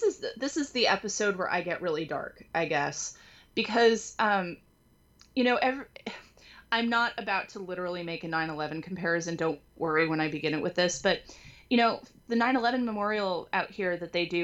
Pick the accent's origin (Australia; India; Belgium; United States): United States; California; moved away; I moved out here, you know, I'm from California. We have earthquakes. I grew up experiencing several minor earthquakes